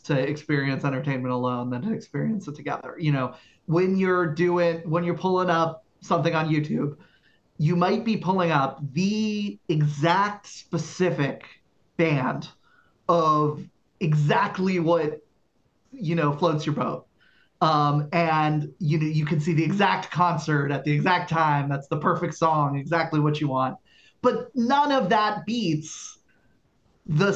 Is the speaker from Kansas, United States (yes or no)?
no; Falls Church, Virginia, United States; moved away; I just moved back to my hometown of Falls Church